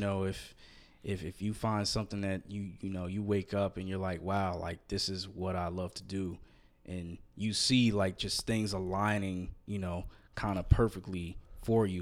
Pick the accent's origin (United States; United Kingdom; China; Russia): United States; outside of New York; moved away; I grew up outside of New York, about 20 minutes away